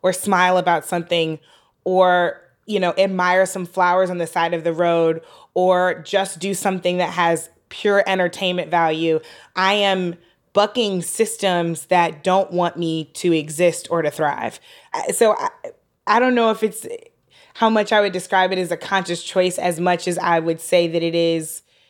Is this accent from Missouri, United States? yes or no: yes; St. Louis, Missouri, United States; growing up in St. Louis